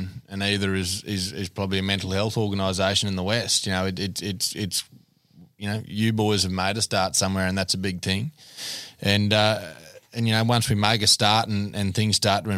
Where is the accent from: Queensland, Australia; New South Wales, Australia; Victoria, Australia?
Queensland, Australia; Texas; I'm from Texas